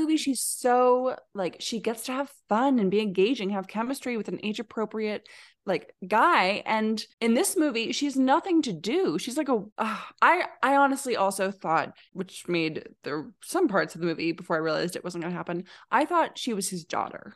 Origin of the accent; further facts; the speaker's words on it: Alaska, United States; now in Oregon, United States; I grew up in Alaska